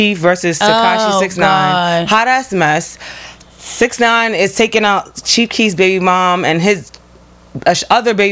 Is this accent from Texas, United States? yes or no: no; New York City, New York, United States; I love Harlem. Born and raised.